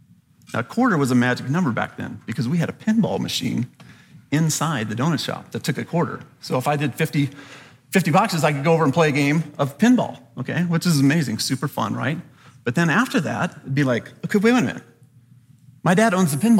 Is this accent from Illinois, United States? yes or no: no; Southern California, United States; I grew up in Southern California